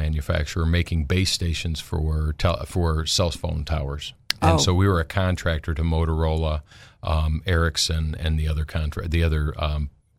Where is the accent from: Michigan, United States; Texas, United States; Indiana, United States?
Michigan, United States; moved away as an adult; also born or lived in Buchanan, Michigan / Mississippi State / Charlotte / Denver; now in Arkansas, United States; I grew up in Michigan.